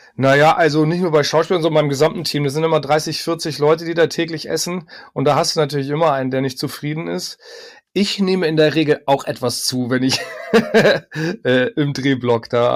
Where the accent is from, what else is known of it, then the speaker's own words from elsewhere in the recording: Hamburg, Germany; moved away; also born or lived in Berlin; zurückgezogen in meine Geburtsstadt Hamburg